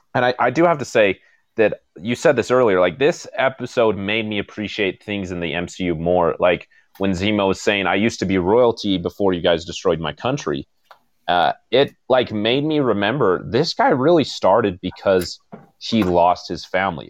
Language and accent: English; United States; I'm an American